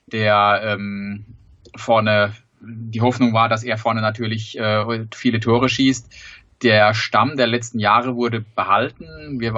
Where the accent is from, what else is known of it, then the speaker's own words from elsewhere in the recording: Sandhausen, Baden-Württemberg, Germany; ich komme aus Sandhausen, wohne, wohne in Sandhausen, von daher ergibt sich das fast von alleine. Der SV Sandhausen ist mein Heimatverein, da war ich schon als kleiner Junge unterwegs.